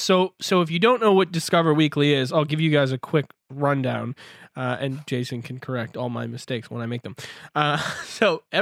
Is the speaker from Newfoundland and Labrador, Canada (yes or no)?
no; Ontario, Canada; now in Vancouver, Canada; I live now in Vancouver, BC. So obviously that's quite far, but I grew up in Ontario near Toronto.